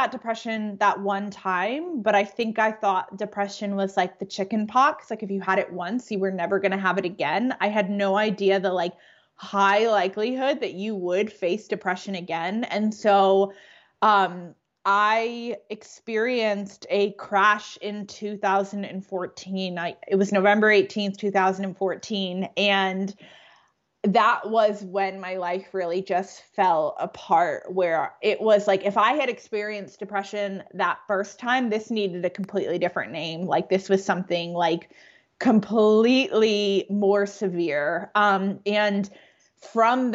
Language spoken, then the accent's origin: English; Connecticut, United States; now in Atlanta, United States; I'm originally from Connecticut, though I live in Atlanta, Georgia. I grew up in New England